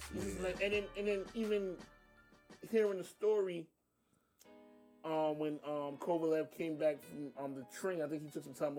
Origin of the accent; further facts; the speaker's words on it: New York City, New York, United States; being I'm from Brooklyn, my heart says Jacobs.